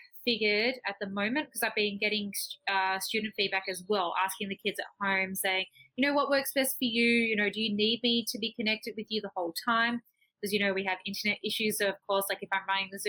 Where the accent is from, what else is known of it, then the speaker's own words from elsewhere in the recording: Australia; moved away as an adult; also born or lived in Taiwan; now in Cali, Colombia; I'm Australian